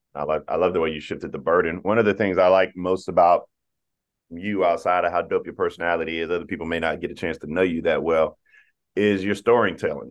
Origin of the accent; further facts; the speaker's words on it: South Carolina, United States; growing up in South Carolina